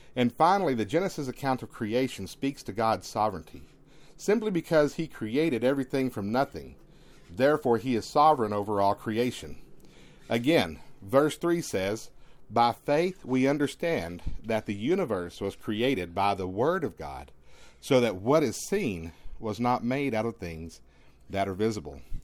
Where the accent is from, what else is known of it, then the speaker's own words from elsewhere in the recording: East Texas, United States; growing up in East Texas, being able to walk beneath the tall tr, the p, tall pine trees